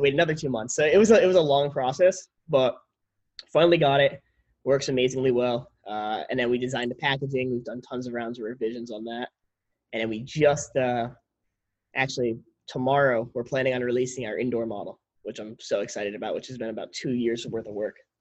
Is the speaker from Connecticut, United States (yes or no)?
yes; Connecticut, United States; We grew up in Connecticut